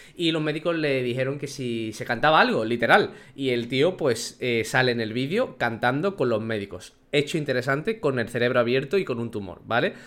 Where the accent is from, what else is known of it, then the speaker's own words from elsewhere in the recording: Spain; nosotros como población española